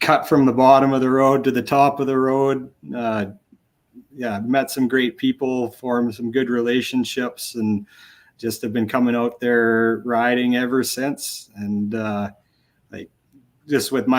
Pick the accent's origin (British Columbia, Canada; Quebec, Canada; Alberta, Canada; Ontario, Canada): Alberta, Canada; Red Deer; I grew up in Red Deer.